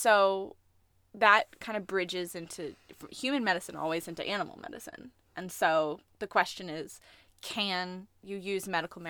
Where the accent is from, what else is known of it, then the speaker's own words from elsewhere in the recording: Colorado, United States; To Colorado, where I'm from.